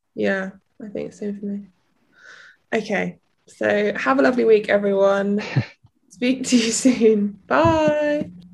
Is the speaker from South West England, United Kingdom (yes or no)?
yes; Cornwall, South West England, United Kingdom; I'm from Cornwall